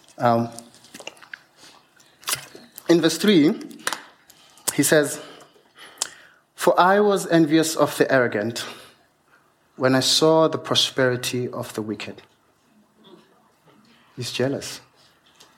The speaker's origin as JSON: {"language": "English", "area": "Venda", "region": "Limpopo", "country": "South Africa", "tie": "born or raised there", "said": "As I grew up in Venda, of course, I'm Venda"}